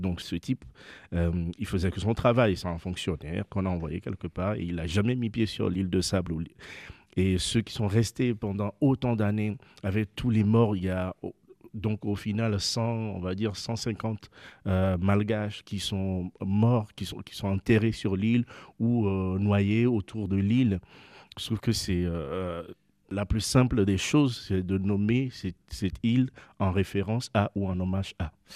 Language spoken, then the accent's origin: French; Lomé, Maritime, Togo; moi j'habite, je suis né à Lomé, sur la côte